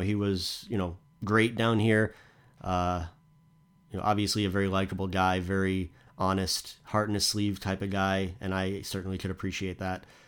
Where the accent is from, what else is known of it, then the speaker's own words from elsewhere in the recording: United States; as an American